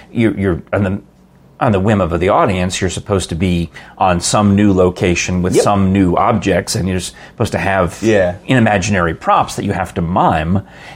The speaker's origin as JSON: {"language": "English", "town": "Yonkers", "region": "New York", "country": "United States", "tie": "born or raised there", "said": "My parents are from the Bronx, and I grew up in Yonkers"}